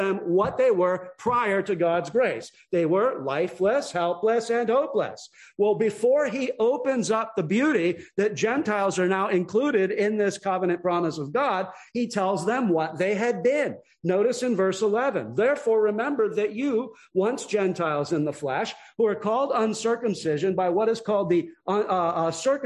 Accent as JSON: {"language": "English", "town": "Long Beach", "region": "California", "country": "United States", "tie": "born or raised there", "moved": "yes", "said": "I was born and raised in Long Beach, California"}